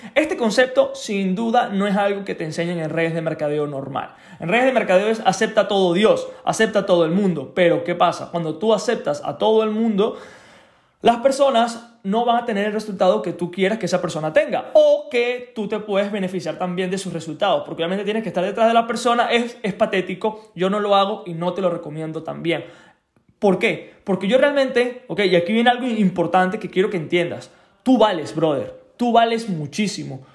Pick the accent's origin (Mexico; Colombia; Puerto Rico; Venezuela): Venezuela; moved away; cuando era pequeño, cuando vivía en Venezuela, tenía alrededor de 15 años